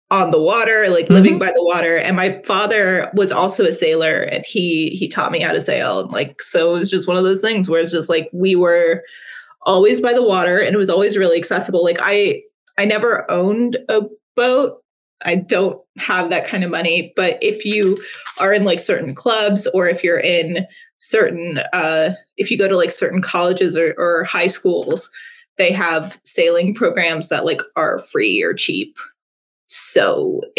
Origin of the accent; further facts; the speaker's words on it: Virginia, United States; also born or lived in Tennessee / North Carolina; So I grew up in Virginia, Tennessee, and North Carolina.